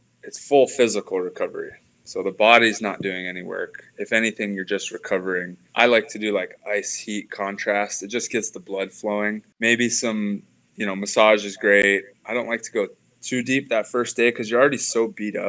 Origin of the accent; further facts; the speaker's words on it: Hawaii, United States; growing up in Hawaii, we had the University of Hawaii coach, Dave Shoji, was our coach.